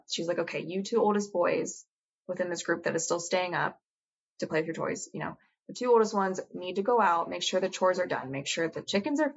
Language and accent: English; Australia; I'm from Australia.